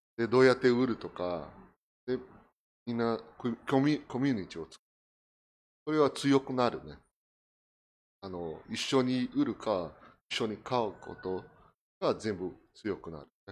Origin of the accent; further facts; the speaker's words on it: Brazil; Japanese is a second language; moved away as an adult; now in Japan; 私はあのブラジルに生まれた、うん、1974